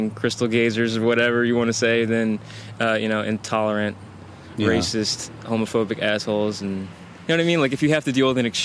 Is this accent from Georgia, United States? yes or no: yes; Georgia, United States; born there; now in Portland, United States; I've lived a bunch of different places, uh, but I was born in Georgia, and I did move here from there.